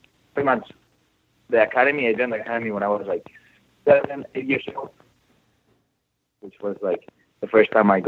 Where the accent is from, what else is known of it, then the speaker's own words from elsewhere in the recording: Madrid, Community of Madrid, Spain; moved away; Well, I'm from Spain. I'm from Madrid